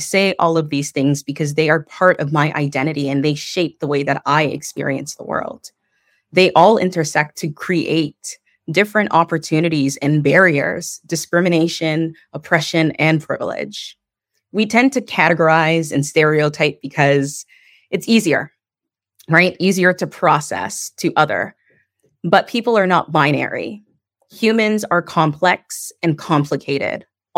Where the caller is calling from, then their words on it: Toronto, Ontario, Canada; Today, I'm calling in from Niagara Falls instead of where I'm usually residing, which is in Toronto.